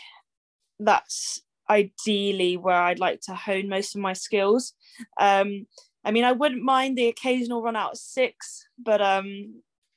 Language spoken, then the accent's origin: English; Bristol, South West England, United Kingdom; also born or lived in Exeter; I was born and bred in Bristol.